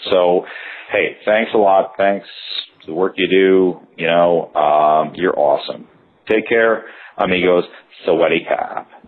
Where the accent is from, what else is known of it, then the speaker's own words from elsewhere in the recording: Wisconsin, United States; my home state of Wisconsin